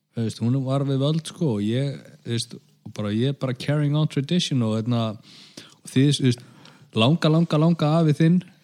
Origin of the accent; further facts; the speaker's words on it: Grindavík, Southern Peninsula, Iceland; minn heimabæ